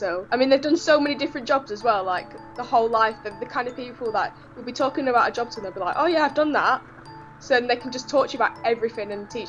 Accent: Blackpool, North West England, United Kingdom; now in Bolsover, United Kingdom; I'm 19 and I'm from Blackpool in England. And now I live in Bolsover

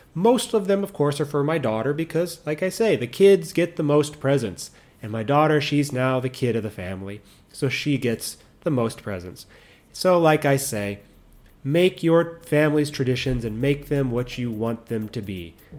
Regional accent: United States; moved away; I'm American

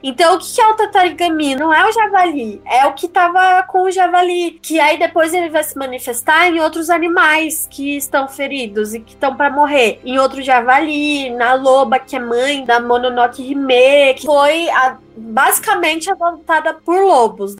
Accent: Brazil; somos mais somos brasileiros

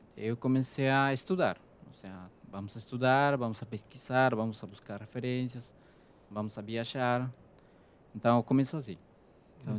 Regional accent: Peru; Portuguese is a second language; moved away as an adult; now in Brazil; eu sou do Peru

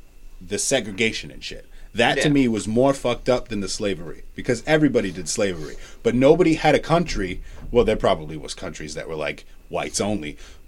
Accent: United States; I'm American.

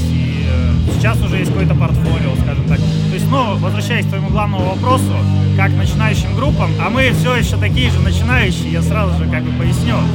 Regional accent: Petrozavodsk, Republic of Karelia, Russia; moved away as an adult; now in Saint Petersburg, Russia; Да, Петрозаводск, собственно.

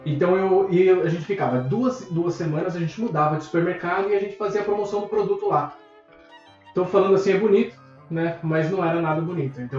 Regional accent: Brazil; moved away as an adult; Então eu vim do Brasil, trabalhava com marketing no Brasil, vim para cá como profissional de marketing.

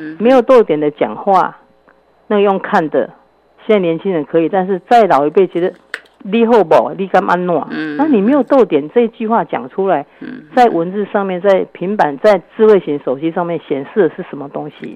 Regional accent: Taiwan; 我们台湾人也很保守

